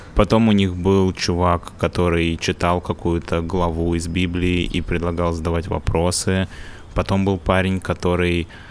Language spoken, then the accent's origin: Russian; Russia; now in England, United Kingdom; я из России